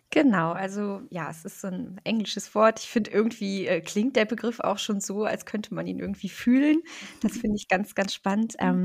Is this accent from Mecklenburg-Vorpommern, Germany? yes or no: yes; Rostock, Mecklenburg-Vorpommern, Germany; Ich komme aus Rostock, also aus Deutschland, ähm, von der Ostseeküste.